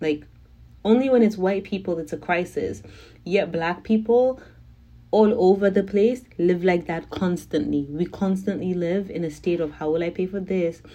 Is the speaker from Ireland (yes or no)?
no; Zimbabwe; I'm from Zimbabwe.